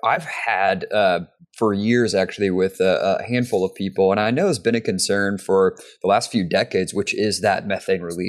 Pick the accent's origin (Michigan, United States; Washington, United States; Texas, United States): Texas, United States; we're from Texas